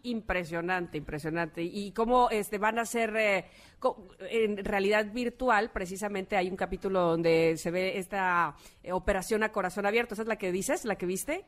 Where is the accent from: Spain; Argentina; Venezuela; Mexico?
Mexico; Veracruz; siendo veracruzana